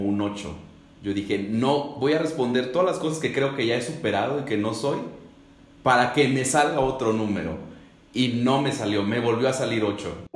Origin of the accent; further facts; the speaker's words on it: Ecatepec, State of Mexico, Mexico; yo soy de Catepec, México, eh, colindante con la Ciudad de México.